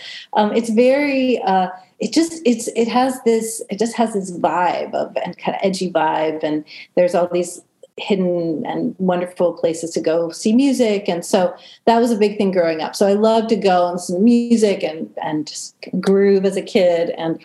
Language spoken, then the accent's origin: English; Cleveland, Ohio, United States; also born or lived in Washington, D.C.; I grew up in Cleveland, Ohio. Basically, I was born in DC and we moved around a lot as a kid. And but a lot of my formative years were in Cleveland, Ohio, which is a huge music town.